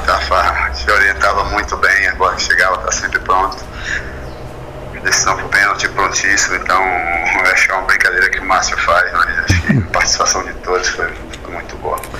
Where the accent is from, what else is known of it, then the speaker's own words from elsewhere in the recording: Ilhéus, Bahia, Brazil; also born or lived in Rome, Italy; now in Vila Velha, Brazil; Ilhéus é a cidade onde eu nasci, onde moram meus familiares, por isso eu lembro bastante aqui na terra natal